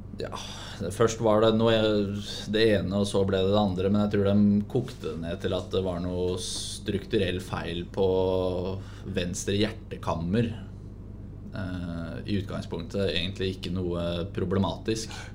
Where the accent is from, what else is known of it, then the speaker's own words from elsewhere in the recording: Hamar, Innlandet, Norway; now in Sarpsborg, Norway; Da var jeg hjemme på Hamar